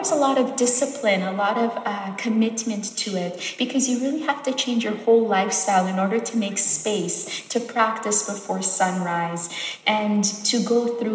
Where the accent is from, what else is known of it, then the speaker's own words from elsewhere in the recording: Montreal, Quebec, Canada; moved away as an adult; also born or lived in Sonora, Mexico; now in Saskatchewan, Canada; my family, we moved to Montreal, Quebec when I was 5 years old. And then I grew up there.